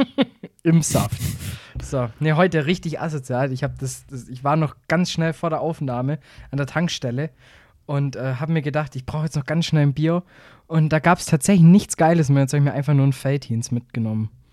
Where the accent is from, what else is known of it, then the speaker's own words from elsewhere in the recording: Swabia, Germany; ich bin selber Schwabe